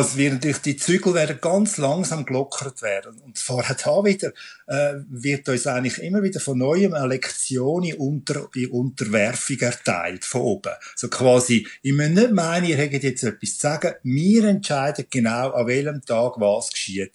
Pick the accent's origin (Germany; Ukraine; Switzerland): Switzerland; bei uns in der Schweiz